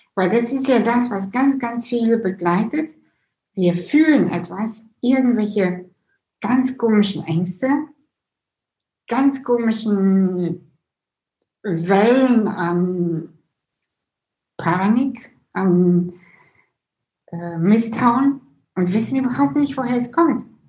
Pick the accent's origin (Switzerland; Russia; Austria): Russia; moved away; ich bin ja selber auch äh, Russin